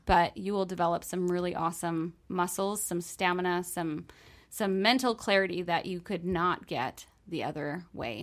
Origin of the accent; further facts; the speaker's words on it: New York, United States; I'm from New York, and I went down to Disney World as an intern when I was in college